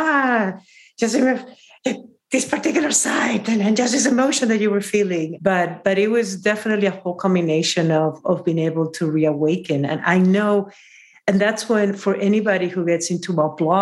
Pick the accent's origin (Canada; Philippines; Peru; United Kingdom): Peru; now in San Francisco, United States; from Peru